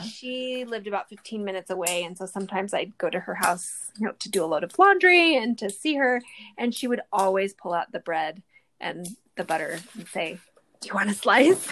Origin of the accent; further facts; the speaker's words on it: Southern California, United States; also born or lived in Utah; I was born in Utah, but we moved to Southern California when I was a baby, and that's where I grew up